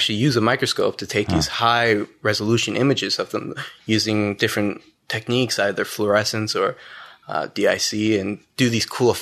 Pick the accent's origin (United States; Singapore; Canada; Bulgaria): Canada; Gatineau, Quebec; also born or lived in Ottawa; I actually grew up in Gatineau